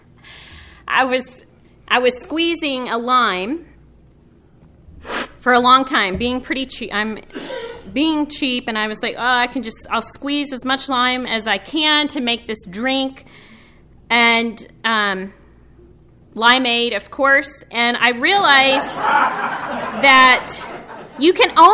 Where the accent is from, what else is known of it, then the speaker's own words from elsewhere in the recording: Texas, United States; moved away; Growing up in Texas